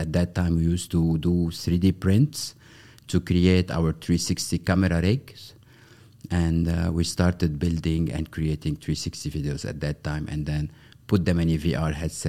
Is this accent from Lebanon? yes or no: yes; Beirut, Beirut Governorate, Lebanon; I'm Beirut born back in the 70s, exactly 1973. And I was raised in Lebanon during the period of the Civil War.